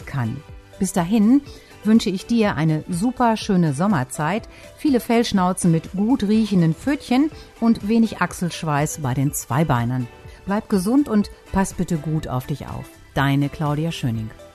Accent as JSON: {"language": "German", "area": "East Westphalia-Lippe", "region": "North Rhine-Westphalia", "country": "Germany", "said": "bei uns in Ostwestfalen-Lippe"}